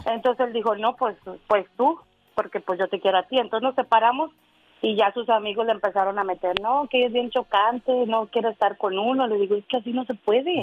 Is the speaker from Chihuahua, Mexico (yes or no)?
no; Monterrey, Nuevo León, Mexico; also born or lived in Michigan / Florida; now in Indiana, United States; yo soy de Monterrey.